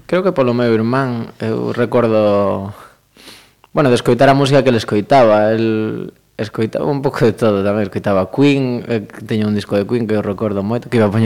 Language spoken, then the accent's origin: Galician; Pontevedra, Galicia, Spain; son pontevedrés